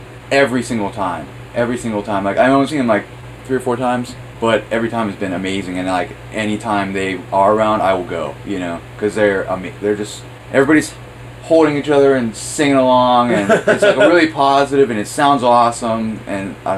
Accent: Grove City, Pennsylvania, United States; now in Pittsburgh, United States; I'm from Grove City

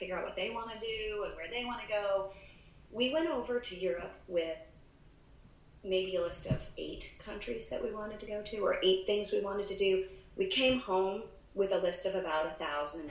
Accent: United States

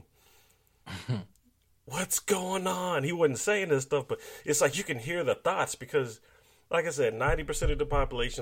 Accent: United States; being black American people

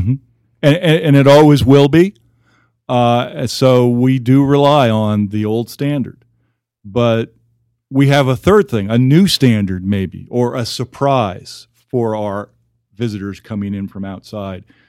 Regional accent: Houston, Texas, United States; born or raised there; also born or lived in New York City area / Omaha; now in Amarillo, United States

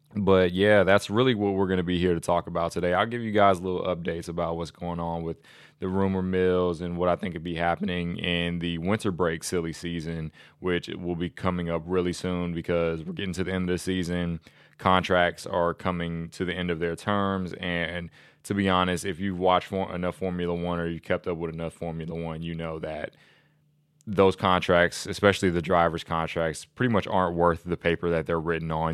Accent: United States; being an American

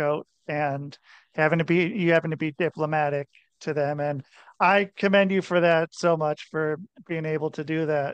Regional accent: outside of Portland, Oregon, United States; I grew up outside of Portland, Oregon

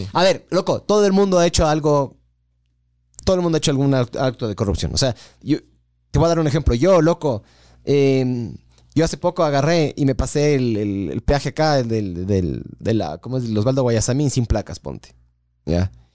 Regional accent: Ecuador; soy ecuatoriano

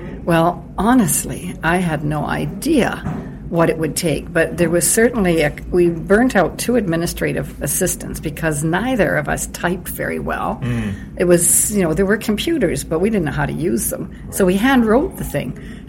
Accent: Toronto, Ontario, Canada; born there; also born or lived in Uranium City / Edmonton / British Columbia; I was born on Algonquin Island, just outside of Toronto

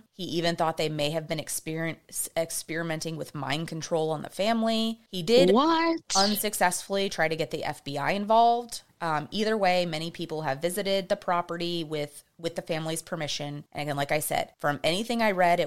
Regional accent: Texas, United States; I'm from Texas.

